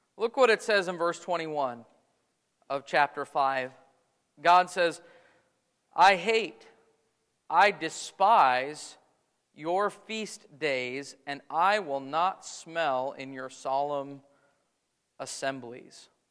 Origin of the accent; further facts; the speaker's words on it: United States; American Christians living in the twenty-first